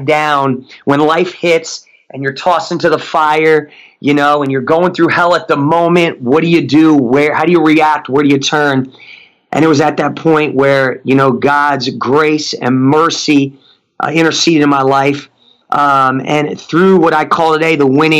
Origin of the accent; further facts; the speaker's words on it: Newark, New Jersey, United States; moved away; also born or lived in Tulsa, Oklahoma; Grew up in one of the roughest areas in New Jersey called Newark, New Jersey